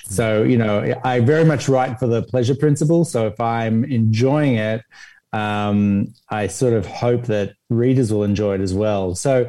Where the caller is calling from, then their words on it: Los Angeles, California, United States; Tonight. I'm in LA.